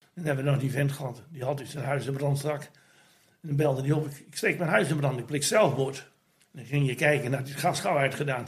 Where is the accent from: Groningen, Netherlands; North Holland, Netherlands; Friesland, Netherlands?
Groningen, Netherlands; now in Vlaardingen, Netherlands; Ja, ik ben een Groninger en ik heb een hard karakter